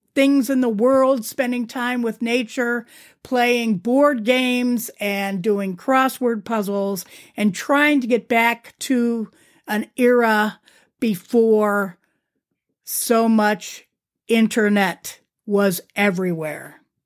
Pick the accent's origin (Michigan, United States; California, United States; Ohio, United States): Ohio, United States; Youngstown; also born or lived in Akron, Ohio; we moved from Akron to Youngstown